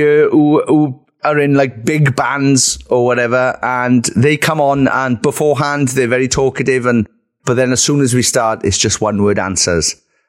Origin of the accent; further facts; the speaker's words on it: Wales, United Kingdom; I am from Wales, but I don't live in a cave.